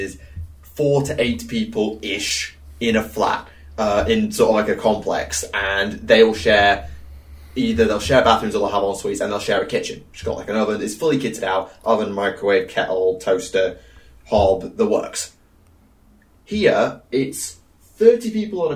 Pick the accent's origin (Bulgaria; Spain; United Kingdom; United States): United Kingdom; the north of England; accent: softer northern; I've got one of the softer northern accents by comparison